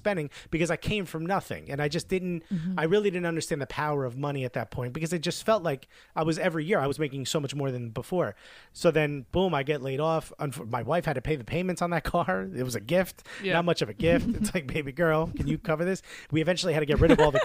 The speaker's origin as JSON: {"language": "English", "town": "Newark", "region": "New Jersey", "country": "United States", "tie": "born or raised there", "second_language": "English", "moved": "as an adult", "lives_now": "New York, United States", "said": "I grew up in Newark, New Jersey"}